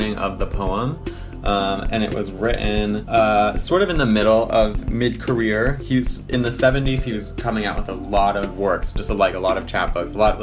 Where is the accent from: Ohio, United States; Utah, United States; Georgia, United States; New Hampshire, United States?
Utah, United States; Salt Lake City; moved away as an adult; also born or lived in New York / East Coast; I was born in New York, and then I grew up actually out west in Salt Lake City for most of my life, and then when I turned 18, I moved back to the East Coast